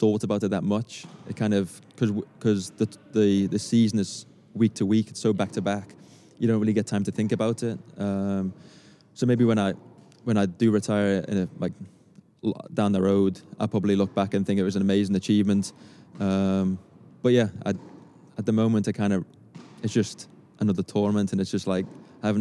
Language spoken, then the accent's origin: English; Liverpool, North West England, United Kingdom; accent: Scouse; moved away as an adult; also born or lived in United States; so I grew up in Allerton, basically at the back of Palmerston Tennis Club